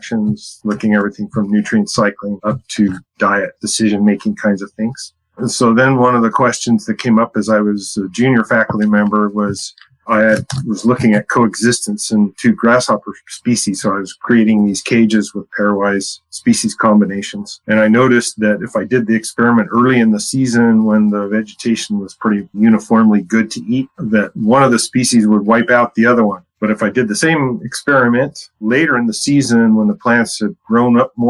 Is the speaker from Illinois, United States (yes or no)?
no; San Antonio, Texas, United States; I grew up in San Antonio, Texas in the 70s